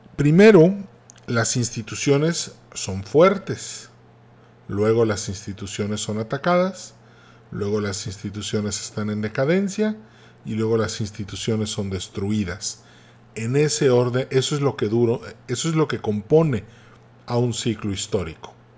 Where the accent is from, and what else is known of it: Mexico